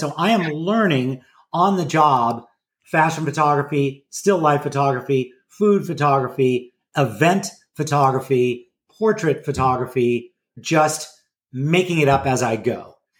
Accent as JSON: {"language": "English", "town": "Los Angeles", "region": "California", "country": "United States", "tie": "born or raised there", "said": "my hometown. And when I say hometown, it is a suburb of Los Angeles called Pacific Palisades, which is way out west, wedged"}